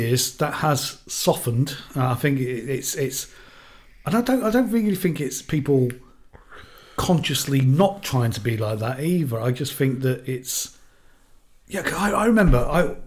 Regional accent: southern England, United Kingdom; accent: southern twang; moved away; I've still got my southern twang still.

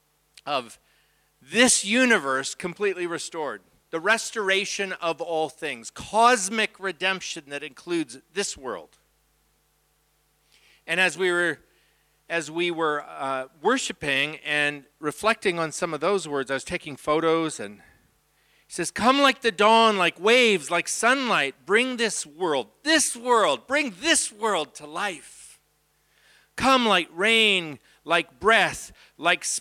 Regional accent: Abbotsford, British Columbia, Canada; That's my wife, and we're from Abbotsford.

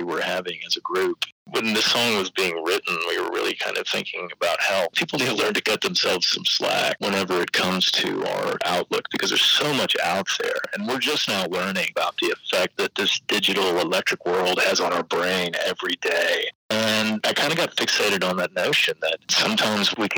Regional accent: Austin, Texas, United States; also born or lived in San Antonio; now in Victoria, United States; I grew up in Austin.

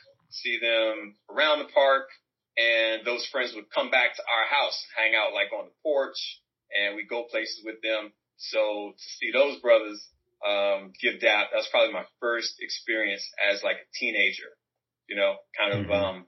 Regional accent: Washington, District of Columbia, United States; moved away as an adult; also born or lived in Princess Anne, Maryland; now in Houston, United States; I grew up in Washington, D.C. in Northwest with Rhonda.

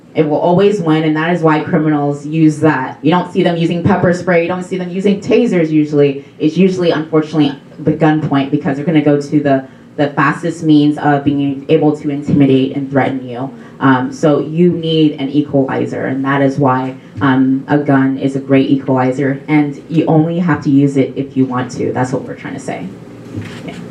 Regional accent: Missouri, United States; I'm from Missouri and I go to Mizzou.

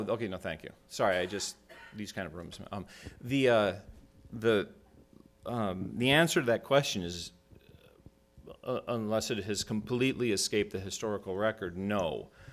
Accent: Minnesota, United States; moved away; I'm from Minnesota originally

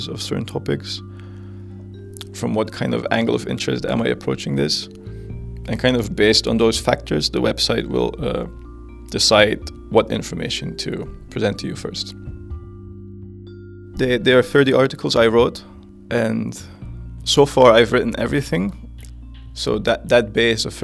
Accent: Netherlands; I come from the Netherlands.

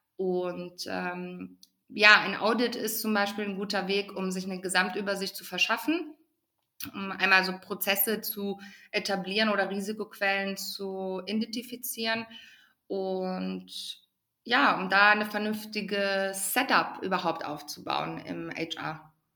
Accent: Ruhr area, North Rhine-Westphalia, Germany; ich komme gebürtig aus dem Ruhrgebiet.

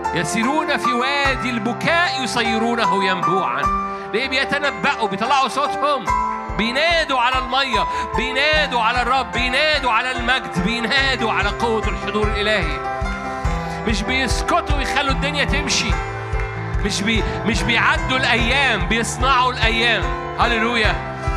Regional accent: Egypt

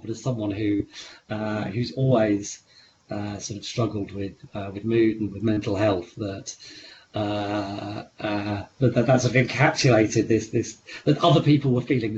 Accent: East Anglia, East of England, United Kingdom; where I grew up in East Anglia, the very flat landscape

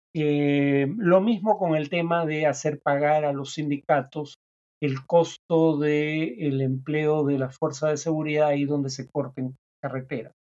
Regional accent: Peru

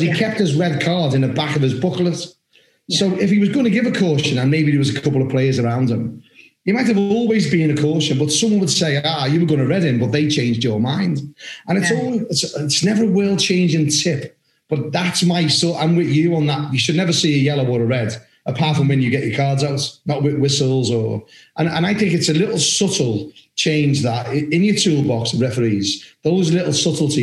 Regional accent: Liverpool, North West England, United Kingdom; I'm from Liverpool, the city of Liverpool.

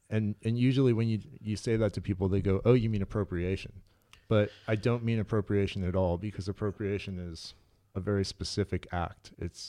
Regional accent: Santa Cruz, California, United States; moved away as an adult; also born or lived in Los Angeles; I'm from Santa Cruz, okay. California. And then after high school, I moved down here...

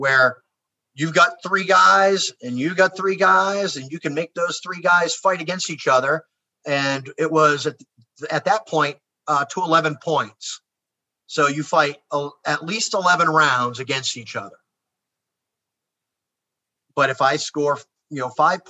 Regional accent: United States; I'm American

